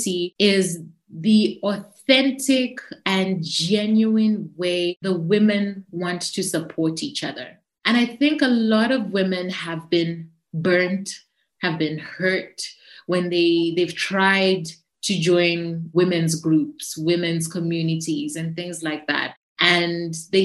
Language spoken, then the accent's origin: English; Zambia; I'm from Zambia, right? So I'm from Africa